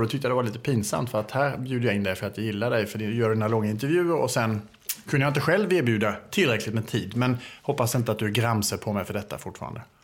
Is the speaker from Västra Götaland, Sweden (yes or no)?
no; Älmhult, Kronoberg County, Sweden; born or raised there; accent: Småland (half-Småland mixed with Scanian); moved away as an adult; also born or lived in Åstorp, Skåne, Sweden